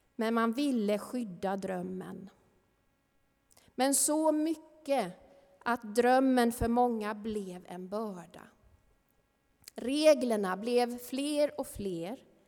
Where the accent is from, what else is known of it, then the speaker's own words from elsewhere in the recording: Värnamo, Jönköping County, Sweden; i ungdomskören hemma i Missionskyrkan i Värnamo